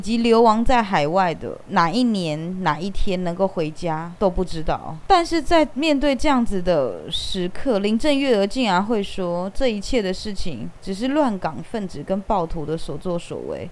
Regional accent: Taiwan; accent: Taiwanese; 他听我的口音，他知道我是台湾人

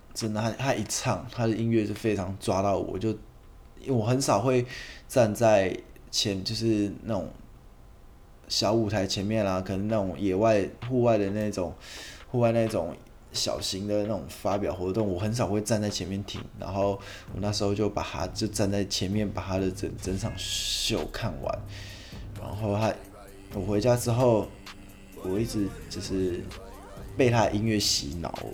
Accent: Taiwan; 用我们台湾人很常讲到的一个口头禅

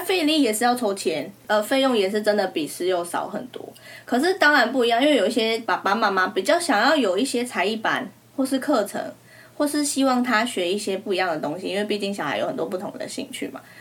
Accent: Taiwan; accent: Taiwanese; 我们口音好像真的他们都会很容易听出来

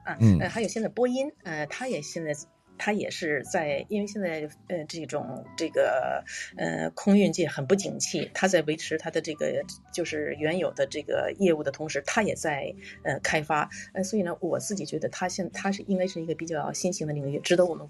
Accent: Tianjin, China; now in Tokyo, Japan; 啊，我我这呃，我是天津人，

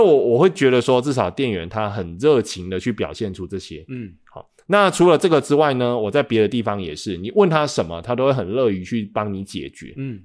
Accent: central Taiwan, Taiwan; accent: central Taiwanese Hokkien; 我是中部人

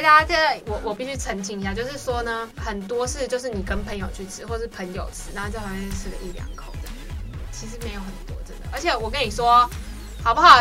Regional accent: Taipei, Taiwan; 那我本人因为就是台北人，所以从小就在

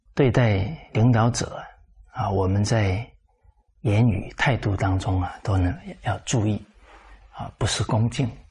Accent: Fujian, China; 尤其我们是福建人

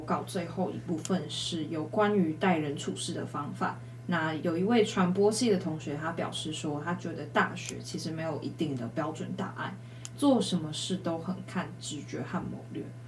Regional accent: Changhua County, Taiwan; 我自己彰化人

